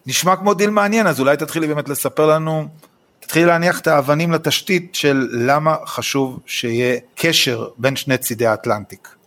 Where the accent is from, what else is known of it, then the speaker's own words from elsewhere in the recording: Israel; כישראלי שחי פה בישראל